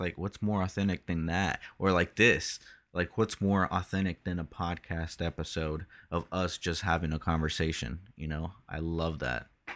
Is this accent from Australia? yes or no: no; Brazil; we're both from Brazil